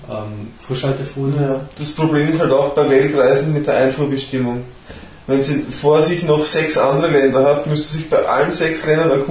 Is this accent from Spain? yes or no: no; Austria; die ja für mich als Österreicher nicht in Frage kommt